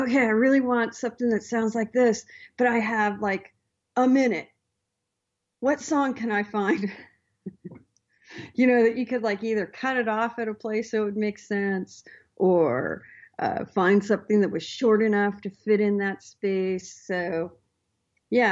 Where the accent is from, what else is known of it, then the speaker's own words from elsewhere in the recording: Astoria, Oregon, United States; I grew up on the Oregon coast. So, a town called Astoria